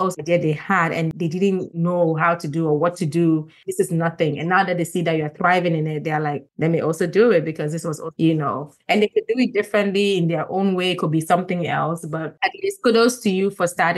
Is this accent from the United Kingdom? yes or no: no; Gambia; also born or lived in Ghana; I'm from Ghana, I grew up in Gambia.